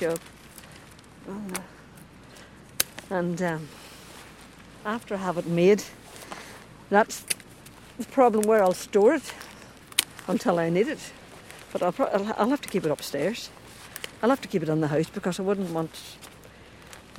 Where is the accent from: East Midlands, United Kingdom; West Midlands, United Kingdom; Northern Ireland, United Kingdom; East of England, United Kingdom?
Northern Ireland, United Kingdom; Dunamanagh; In Dunamana, County Tyrone. Heart of County Tyrone. In a little thatched house